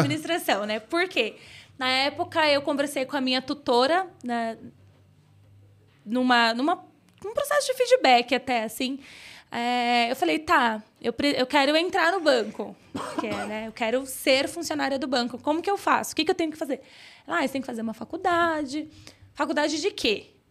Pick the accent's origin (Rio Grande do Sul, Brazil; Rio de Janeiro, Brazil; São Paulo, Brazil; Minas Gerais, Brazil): São Paulo, Brazil; Fui criada no Grajaú, periferia de São Paulo